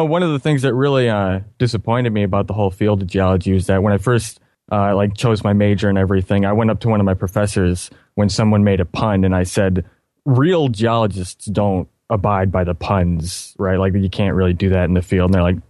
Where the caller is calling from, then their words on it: Michigan, United States; Well, Michigan.